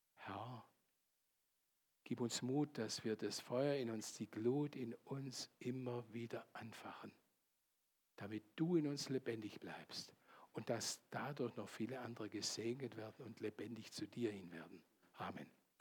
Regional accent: Landshut and Bayreuth, Bavaria, Germany; moved away; ursprünglich komme ich aus Landshut und Bayreuth

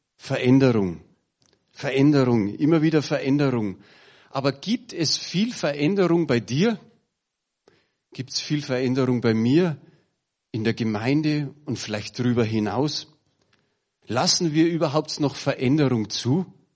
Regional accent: Bavaria, Germany; bei uns in Bayern

